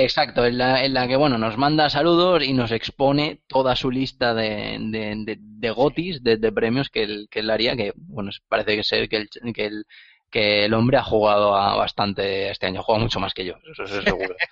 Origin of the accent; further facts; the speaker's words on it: Barcelona, Catalonia, Spain; moved away as an adult; now in Málaga, Spain; soy catalán, de, origen catalán, desde de Barcelona que llevo unos años viviendo, nueve años concretamente, viviendo, viviendo en Andalucía. Ahora mismo, concretamente, en Málaga